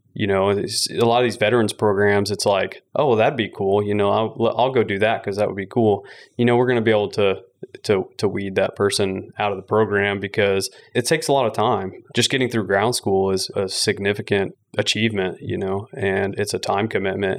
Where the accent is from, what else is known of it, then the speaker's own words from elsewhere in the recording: McKinney, Texas, United States; also born or lived in Van Alstyne, Texas; I was born in North Texas, raised in McKinney, and then went to high school in a small town called Van Alstyne.